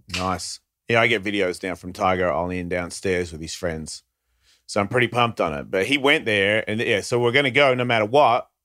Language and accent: English; Australia; born or raised there; now in United States